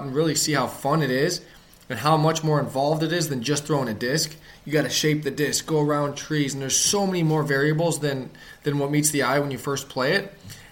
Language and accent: English; Ohio, United States; I grew up in Ohio